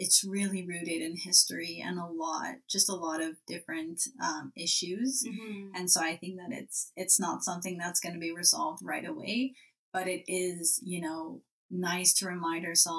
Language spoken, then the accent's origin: English; Western Canada, Canada; accent: French; moved away; also born or lived in Quebec; I grew up, you know, in Western Canada, as I said, with a French accent.